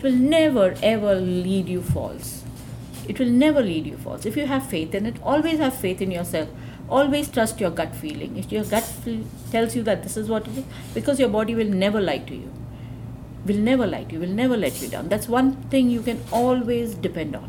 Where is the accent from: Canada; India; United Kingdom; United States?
India; being an Indian, you know, we have a philosophy